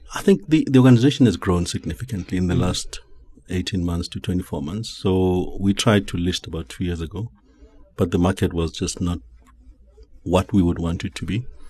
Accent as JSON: {"language": "English", "town": "Johannesburg", "region": "Gauteng", "country": "South Africa", "tie": "born or raised there", "also_born_or_lived": "Eastern Cape", "said": "I was born in Alex many years ago. I don't even remember. Mm. Um, grew up there"}